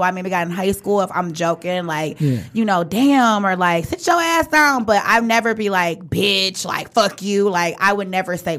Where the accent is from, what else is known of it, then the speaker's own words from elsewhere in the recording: Redford, Michigan, United States; I grew up in Redford for a long time